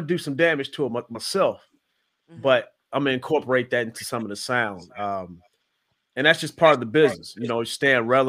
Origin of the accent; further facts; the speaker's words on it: Midwest, United States; now in Atlanta, United States; Growing up in the Midwest